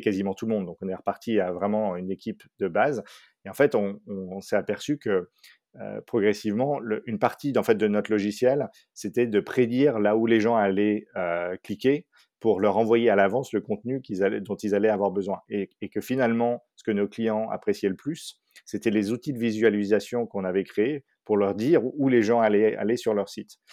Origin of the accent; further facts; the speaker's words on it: Paris, Île-de-France, France; moved away as an adult; also born or lived in Dallas, Texas; j'ai grandi surtout à Paris